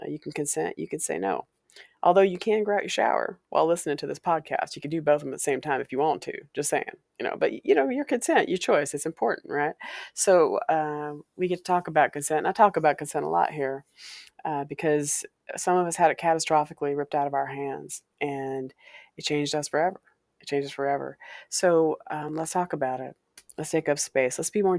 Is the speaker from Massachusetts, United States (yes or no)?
no; Walla Walla, Washington, United States; the house on Valencia Street, was a house I grew up in Walla Walla, Washington, many decades ago, several decades ago.